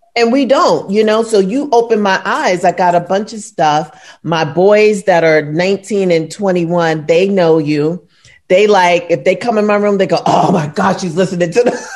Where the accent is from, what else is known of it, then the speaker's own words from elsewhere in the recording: New York City, New York, United States; moved away as an adult; now in Los Angeles, United States; I'm from, I'm born and raised in Brooklyn.